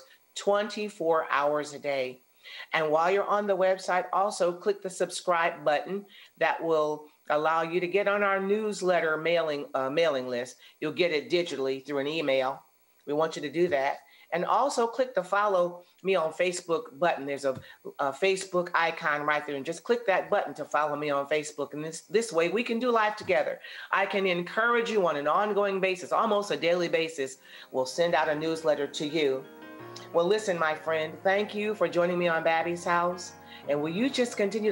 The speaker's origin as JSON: {"language": "English", "area": "outside of Detroit", "region": "Michigan", "country": "United States", "tie": "born or raised there", "said": "I grew up outside of Detroit, Michigan"}